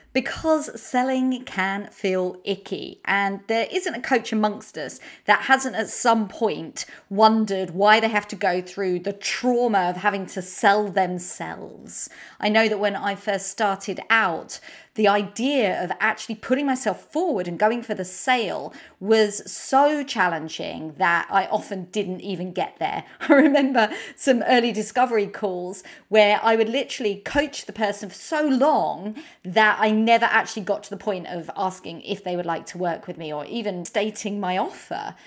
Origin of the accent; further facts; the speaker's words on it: United Kingdom; accent: British; my British accent